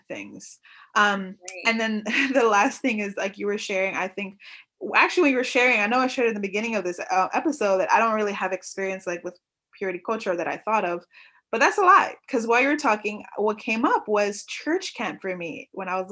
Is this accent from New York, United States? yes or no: yes; New York, United States; I grew up in New York